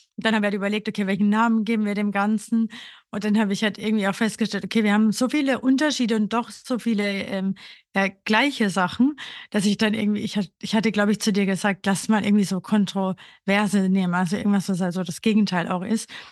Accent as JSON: {"language": "German", "region": "Burgenland", "country": "Austria", "moved": "as an adult", "lives_now": "Berlin, Germany", "said": "ich komme aus Österreich, aus einem ganz kleinen Dorf im Burgenland und bin eben vor sechseinhalb Jahren nach Berlin gezogen"}